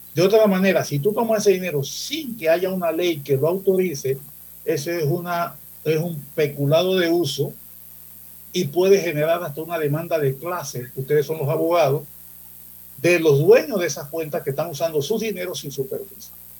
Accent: Panama City, Panama; Yo soy santanero, yo nací en Santana, frente al Banco Nacional, en una de esas casas por ahí. Yo nací ahí. Y estudié en Manuel José Hurtado, santanero.

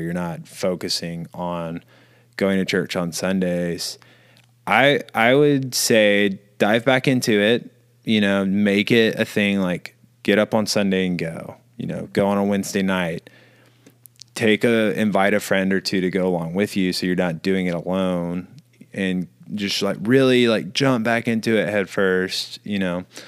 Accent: Bible Belt, the South, United States; where we're from, growing up in the Bible Belt

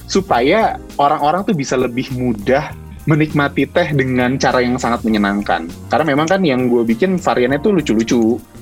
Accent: Jakarta, Indonesia; now in Bandung, Indonesia; gue kan sebenarnya gue asli Jakarta tapi gue tinggal di Bandung

